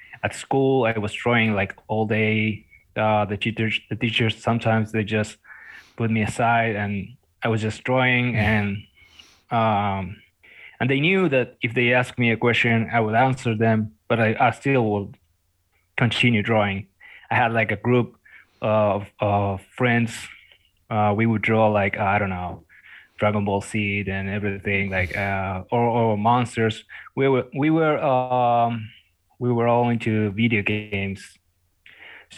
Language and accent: English; Corrientes, Argentina; I'm in the north of Argentina right now. I'm back in my hometown